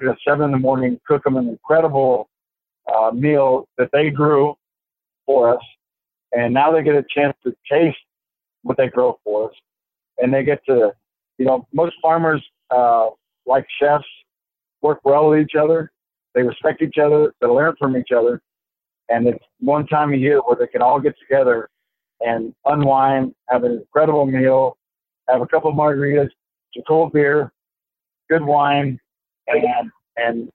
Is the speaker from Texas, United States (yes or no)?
yes; South Texas, United States; I grew up in South Texas